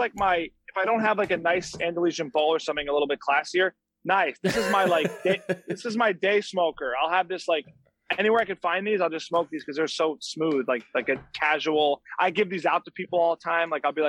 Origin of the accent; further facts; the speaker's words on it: Hillsdale, New Jersey, United States; moved away as an adult; also born or lived in New York City; now in California, United States; I'm from a town called Hillsdale, right by Paramus, not too far from the George Washington Bridge.